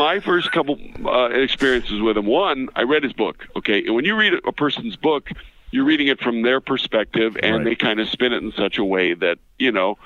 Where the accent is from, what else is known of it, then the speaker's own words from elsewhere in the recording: Carol Stream, Illinois, United States; I am from Carroll Stream, Illinois